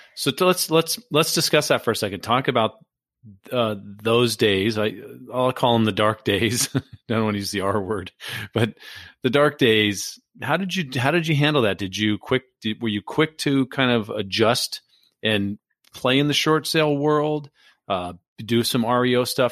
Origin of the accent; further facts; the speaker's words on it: Southern California, United States; I grew up in Southern California